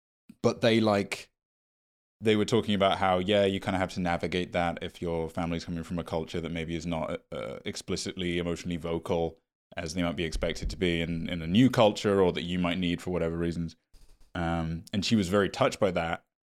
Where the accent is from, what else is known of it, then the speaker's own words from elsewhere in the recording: Midwest, United States; Dude, feels like a personal attack that you'd assume I'd go to Forest School because I'm from the Midwest.